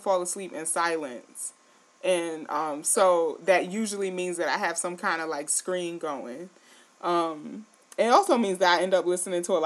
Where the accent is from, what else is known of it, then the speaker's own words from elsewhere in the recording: New York City, New York, United States; now in Syracuse, United States; I'm from New York City and I've been living in Syracuse for a while.